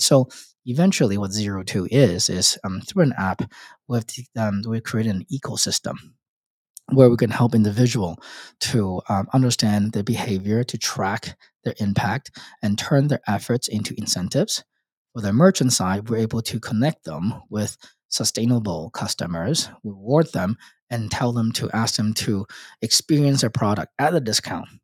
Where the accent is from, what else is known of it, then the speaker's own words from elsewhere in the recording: Hong Kong; moved away as an adult; also born or lived in Australia / United States; I was born in and raised in Hong Kong